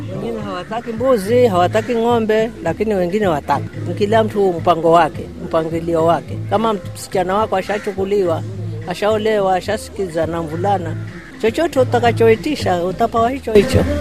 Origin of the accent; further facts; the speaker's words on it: Mombasa, Mombasa County, Kenya; Mimi nilizaliwa hapa hapa mambasa mhm. babangu na mamangu tawankufa hapa hapa